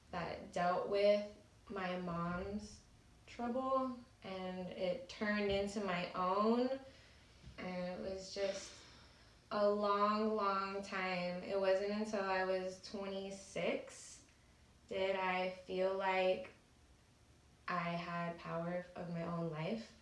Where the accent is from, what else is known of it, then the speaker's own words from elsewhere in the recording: Salinas, California, United States; now in San Jose, United States; I'm from Salinas, California. It's by Monterey. It's by the beach. It's super pretty. My family still lives there. I live in San Jose.